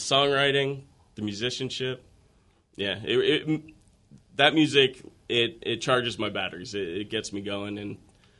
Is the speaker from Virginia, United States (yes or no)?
yes; Reston, Virginia, United States; born or raised there; moved away